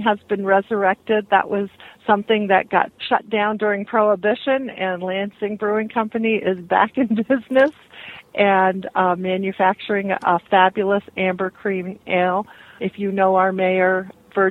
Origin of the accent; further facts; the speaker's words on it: Canada; moved away as an adult; now in Michigan, United States; I was born and raised in Canada and kind of made my way around here. And it's been 20 years now that I've made Michigan my home